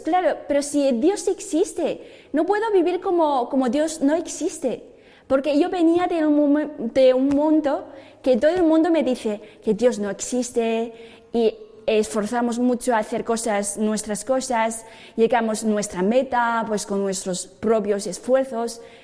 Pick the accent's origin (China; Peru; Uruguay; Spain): China; Spanish is a second language; moved away; Yo nací en China, en una ciudad em, ni muy grande, pero ni muy pequeño